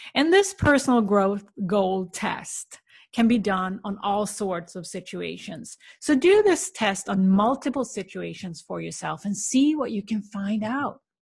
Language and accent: English; Sweden; moved away; visit my family in the small town where I grew up in Sweden